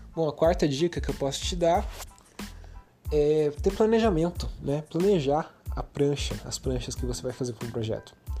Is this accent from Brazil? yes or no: yes; Brazil; a gente é brasileiro, a gente fala português